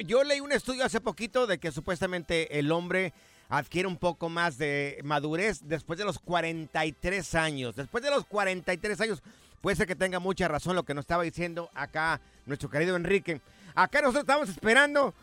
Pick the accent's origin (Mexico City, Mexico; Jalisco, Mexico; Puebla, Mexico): Jalisco, Mexico; now in United States; yo soy del estado de Jalisco